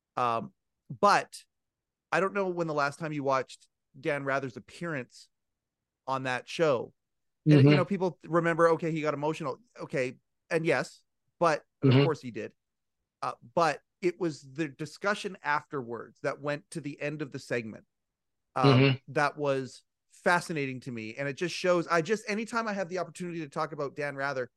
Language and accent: English; Western Canada, Canada; I'm from Western Canada.